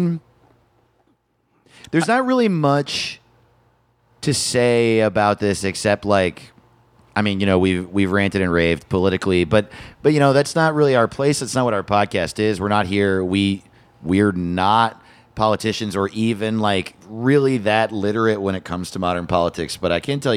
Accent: small town near Middletown, New York, United States; moved away; I grew up in a very small town removed from city life completely, and so we had to drive half an hour, like five towns away, to go to the nearest mall

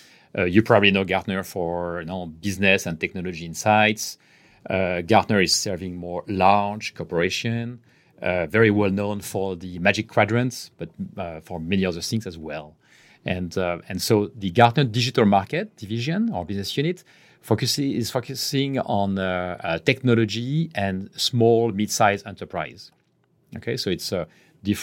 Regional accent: France; English is a second language; now in Barcelona, Spain; I am French, as you can guess from my terrible accent. But I've been in Barcelona, and I've been in Barcelona for the last 16 years now.

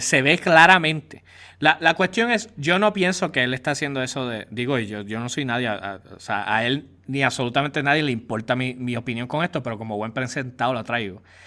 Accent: Puerto Rico; nosotros somos un territorio de los Estados Unidos

